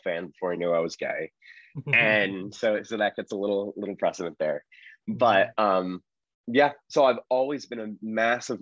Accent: Berkeley, California, United States; moved away as an adult; also born or lived in Los Angeles, United States / Marin County, United States; now in Philadelphia, United States; I grew up partly in LA, partly in the Bay Area, lived in Berkeley for a long, long time, spent my most formidable years there.

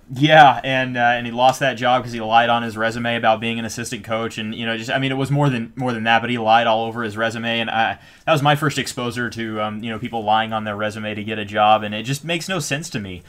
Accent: Texas, United States; I'm from Texas, you know, it says I'm, I have a Texas driver's license

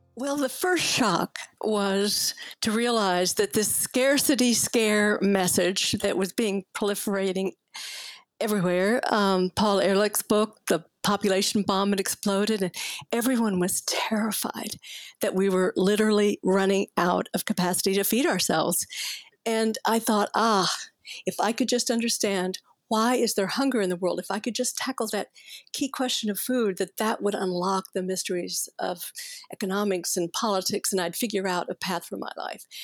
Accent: Fort Worth, Texas, United States; I grew up in Cowtown and I could almost smell the stockyards from where I lived, right? It was Fort Worth, Texas.

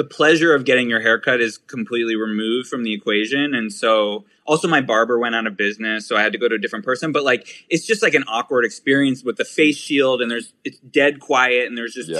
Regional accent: Pittsburgh, Pennsylvania, United States; now in New York, United States; I'm from Pittsburgh. Yeah. Born and raised

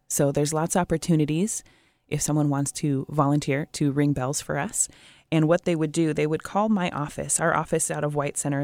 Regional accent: Portland, Oregon, United States; now in Puget Sound area, United States; I grew up in Portland

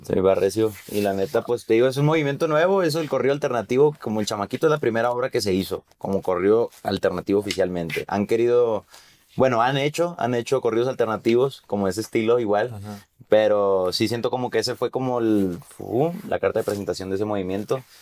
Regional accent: Mexico; lo que está pasando en mi país

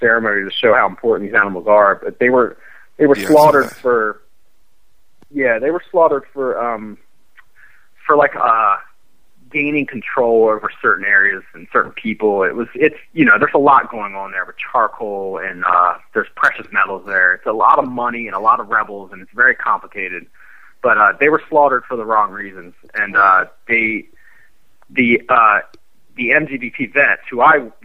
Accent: Baltimore, Maryland, United States; my hometown of Baltimore, Maryland

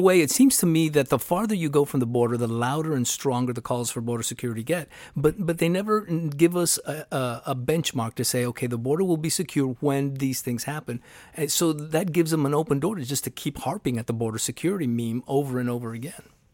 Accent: Laredo, Texas, United States; I was reared on the border. I'm from Laredo

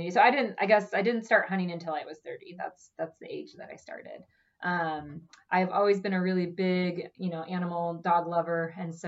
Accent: Omaha, Nebraska, United States; I grew up in Omaha and I've lived in Omaha my whole life

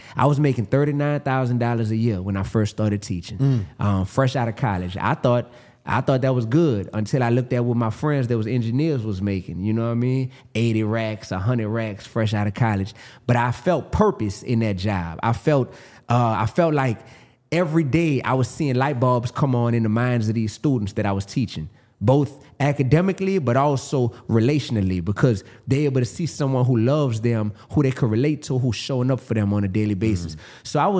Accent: New Orleans, Louisiana, United States; I'm from New Orleans, Louisiana.

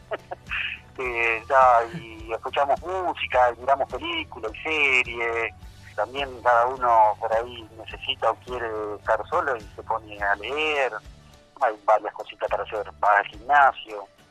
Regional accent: Gualeguay, Entre Ríos, Argentina; soy de Gualeguay, Entre Ríos, de aquella zona de la Argentina

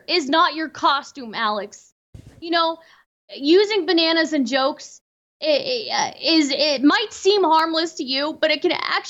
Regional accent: India; I am Indian, but I'm actually not South Indian.

